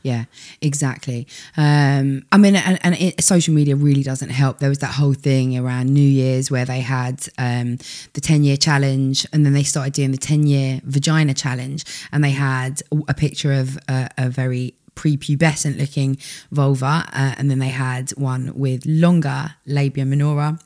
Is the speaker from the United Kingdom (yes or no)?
yes; United Kingdom; we're so British